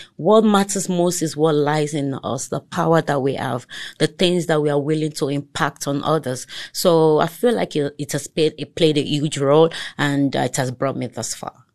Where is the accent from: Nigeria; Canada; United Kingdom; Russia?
Nigeria; Lagos; first language Togolese; English is a second language; moved away as an adult; now in South Africa; I grew up there, I schooled there throughout my educational, uh, stage